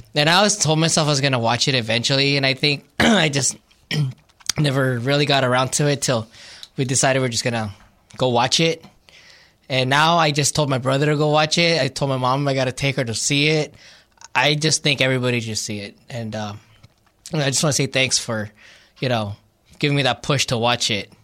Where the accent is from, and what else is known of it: Glendale, California, United States; born or raised there; also born or lived in Philippines